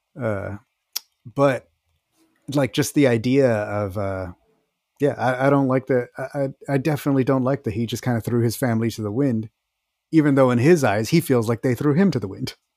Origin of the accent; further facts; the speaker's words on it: Texas, United States; I'm from Texas, so, well, yeah, I remember how it was over there